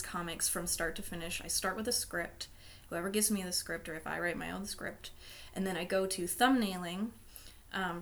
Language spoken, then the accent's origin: English; Billings, Montana, United States; moved away as an adult; now in Olympic Peninsula, United States; I grew up in Billings, Montana, and then I moved here like 3 years ago